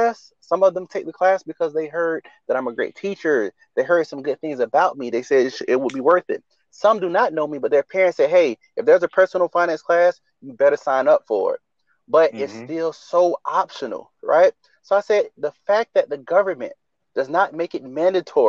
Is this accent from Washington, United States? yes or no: no; Riviera Beach, Florida, United States; grew up in Riviera Beach, Florida.